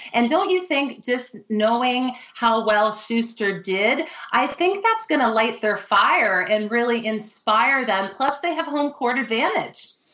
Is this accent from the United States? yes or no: no; Canada; I'm Canadian